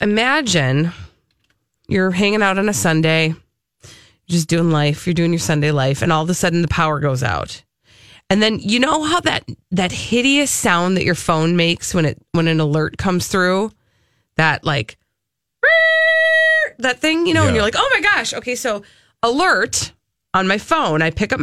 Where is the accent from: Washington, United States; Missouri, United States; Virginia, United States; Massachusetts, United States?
Massachusetts, United States; Well, I'm just from Massachusetts.